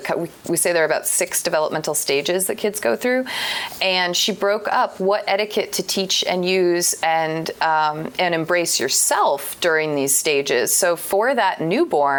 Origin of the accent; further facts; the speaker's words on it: Vermont, United States; I come from Vermont.